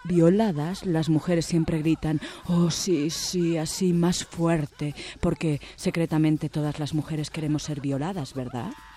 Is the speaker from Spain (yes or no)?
yes; Spain; moved away as an adult; now in Mexico; Vicente y yo somos españoles